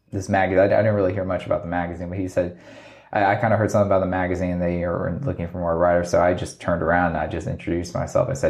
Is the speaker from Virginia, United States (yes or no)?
yes; Virginia, United States; also born or lived in Alaska, United States; I grew up in {S1} Virginia. Uh, my dad was military when I was younger, so I was I was born in Alaska which is like my crazy fact.